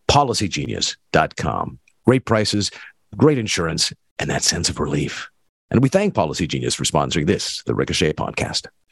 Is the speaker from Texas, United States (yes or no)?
no; North Dakota, United States; now in Minneapolis, United States; I grew up in North Dakota.